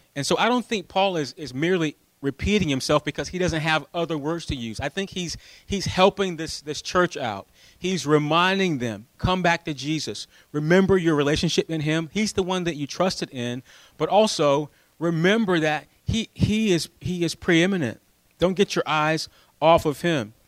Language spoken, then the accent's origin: English; United States; we're American